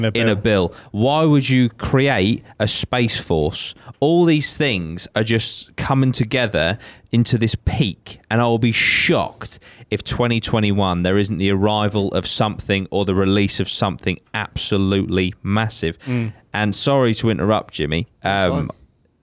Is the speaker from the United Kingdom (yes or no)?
yes; United Kingdom; I'm British